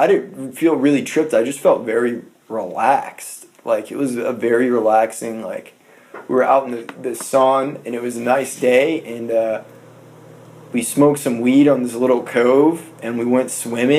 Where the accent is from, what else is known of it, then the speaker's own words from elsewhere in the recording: South Florida, United States; I was born down in South Florida.